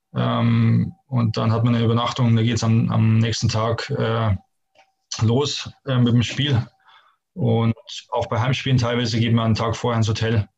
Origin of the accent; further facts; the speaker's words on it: Bavaria, Germany; moved away as an adult; also born or lived in Hamburg / Stuttgart; ich komme ja wirklich direkt aus den Bergen